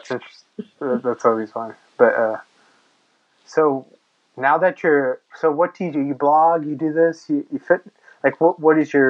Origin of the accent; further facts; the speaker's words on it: United States; I'm just American